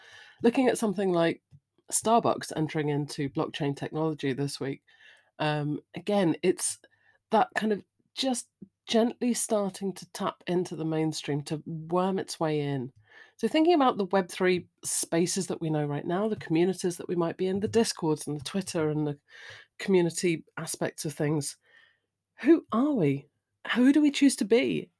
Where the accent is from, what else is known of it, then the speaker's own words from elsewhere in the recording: United Kingdom; I'm British. The pub is, you know, where we go.